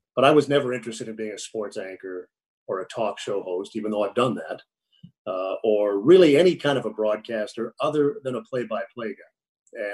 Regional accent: Minneapolis, Minnesota, United States; moved away as an adult; also born or lived in New York / St. Louis; when I grew up in Minneapolis

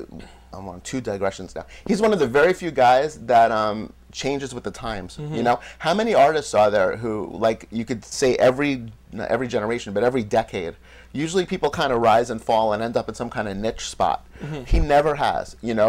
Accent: New York City, New York, United States; I was born in New York City with loving parents.

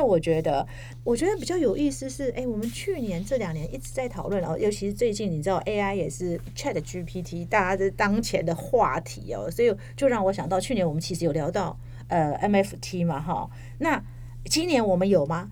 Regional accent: Taiwan; 我们台湾人

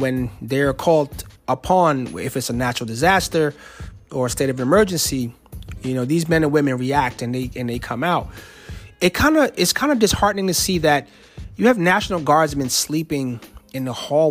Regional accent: New Jersey, United States; moved away as an adult; now in Alexandria, United States; I'm from Jersey, and DMV to us means Department of Motor Vehicles

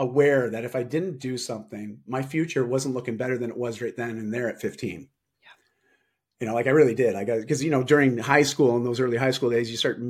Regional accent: Toronto, Ontario, Canada; moved away as an adult; also born or lived in Vancouver, Canada; I moved from Toronto to Vancouver, so all across Canada, because I wanted a fresh start at 18.

